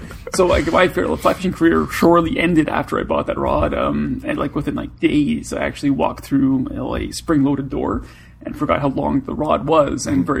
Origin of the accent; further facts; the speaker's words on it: Toronto, Ontario, Canada; I'm from Toronto. Born and raised in Toronto.